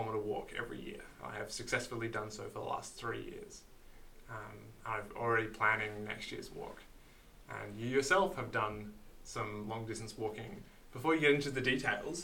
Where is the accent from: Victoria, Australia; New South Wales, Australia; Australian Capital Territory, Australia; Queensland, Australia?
Queensland, Australia; being a Queenslander